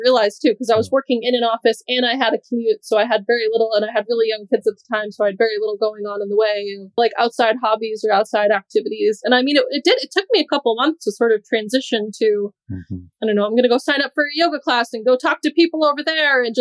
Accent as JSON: {"language": "English", "region": "New Hampshire", "country": "United States", "moved": "yes", "lives_now": "Doha, Qatar", "said": "I'm from New Hampshire. My parents, siblings and whatnot are here"}